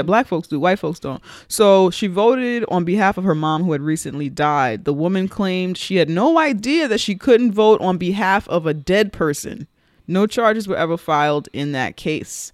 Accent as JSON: {"language": "English", "town": "New York City", "region": "New York", "country": "United States", "tie": "born or raised there", "said": "when I was growing up in the Bronx"}